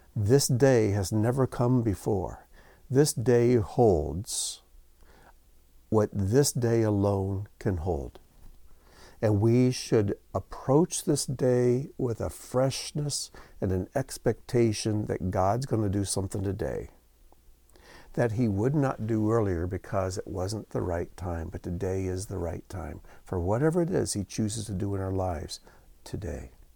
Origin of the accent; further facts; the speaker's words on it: United States; growing up in the United States